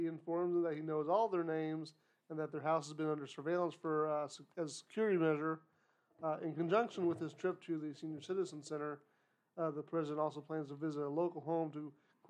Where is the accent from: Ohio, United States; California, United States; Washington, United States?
Ohio, United States; born there; Well, technically, I was born in Ohio. I haven't lived there for most of my life.